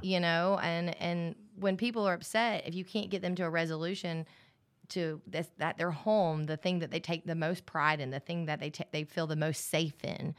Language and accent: English; Alabama, United States; I grew up in Alabama